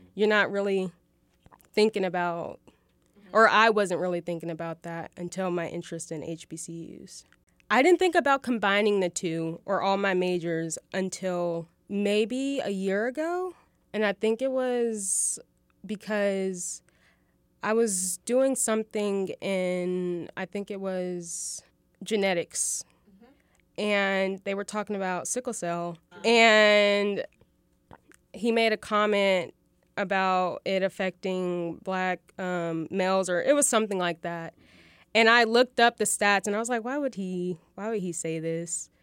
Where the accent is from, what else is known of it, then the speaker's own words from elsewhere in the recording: Fayetteville, Arkansas, United States; I was born and raised here in Fayetteville